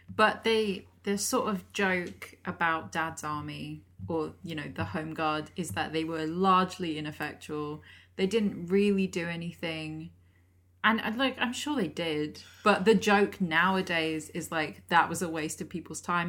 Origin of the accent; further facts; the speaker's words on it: Lake District, North West England, United Kingdom; I'm from the Lake District